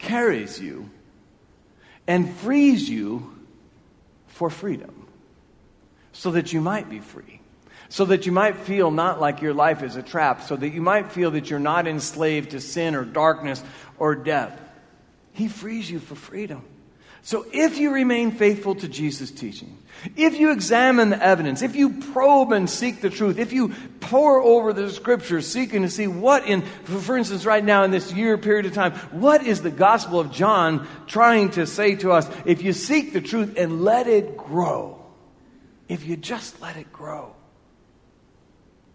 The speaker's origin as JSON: {"language": "English", "town": "Marion", "country": "United States", "tie": "born or raised there", "said": "I'm a guy from Marion. Came back to be the pastor here at this church. And when I was younger, Thomas Park was where it is now. And I lived in South Marion"}